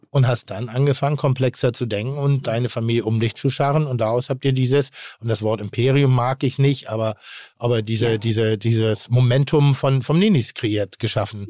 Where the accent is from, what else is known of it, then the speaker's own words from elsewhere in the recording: Northern Germany, Germany; ich bin nun mal in Norddeutschland groß geworden